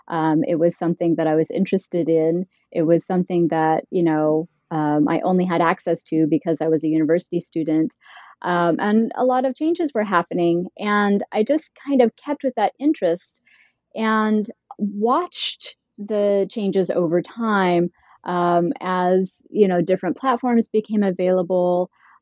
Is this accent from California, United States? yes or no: no; Utah, United States; also born or lived in Idaho; I grew up in Utah and Idaho, and I grew up within a very conservative faith community.